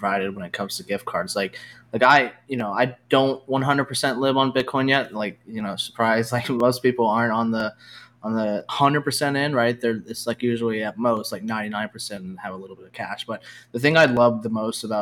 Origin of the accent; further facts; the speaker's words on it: United States; even as an American